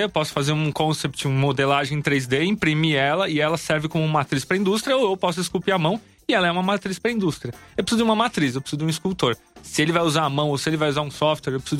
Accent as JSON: {"language": "Portuguese", "country": "Brazil", "said": "Não, sou do Brasil."}